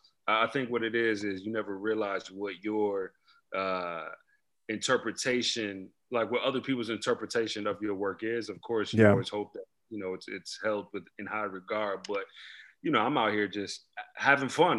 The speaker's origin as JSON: {"language": "English", "town": "New York City", "region": "New York", "country": "United States", "tie": "born or raised there", "also_born_or_lived": "Queens, New York / Prince George's County, Maryland", "moved": "yes", "said": "I was born in Queens, actually, raised in Brooklyn. Later moved to Maryland, the DMV area, PG County, where I went to high school."}